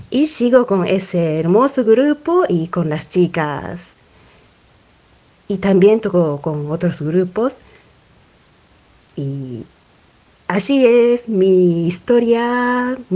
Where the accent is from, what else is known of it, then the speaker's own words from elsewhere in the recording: Amagasaki, Hyogo, Japan; Spanish is a second language; Soy pianista y soy de Japón, de una ciudad que se llama Amagasaki. Está pegado al Osaka.